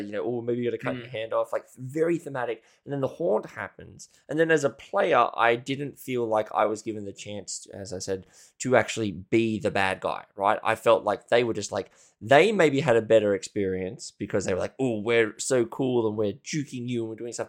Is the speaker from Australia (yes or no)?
yes; Australia; I'm Australian